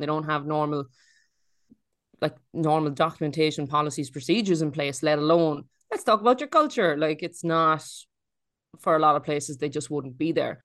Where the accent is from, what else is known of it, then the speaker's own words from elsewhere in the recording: Ireland; moved away; also born or lived in Australia; Ireland is, um, it's not perfect. We have our problems, but it's, uh, it's home.